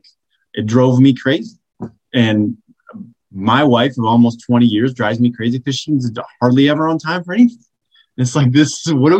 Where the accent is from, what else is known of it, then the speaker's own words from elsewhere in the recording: Michigan, United States; moved away; also born or lived in Chicago; I grew up in Michigan